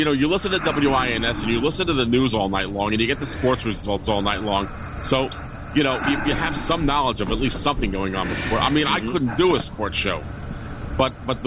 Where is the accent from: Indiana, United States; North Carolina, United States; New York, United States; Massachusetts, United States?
New York, United States; New York City; I could walk to Yankee Stadium from my house growing up in the Bronx